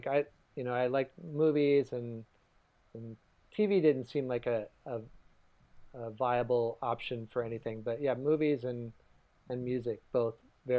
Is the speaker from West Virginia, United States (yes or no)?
yes; Lewisburg, West Virginia, United States; moved away as an adult; now in New York, United States; I grew up in West Virginia, in the sort of southeastern part of the state, a town called Lewisburg, West Virginia.